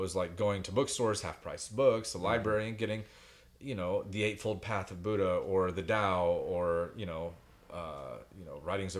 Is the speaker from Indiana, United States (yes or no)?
yes; Greenwood, Indiana, United States; I grew up in Greenwood, Indiana.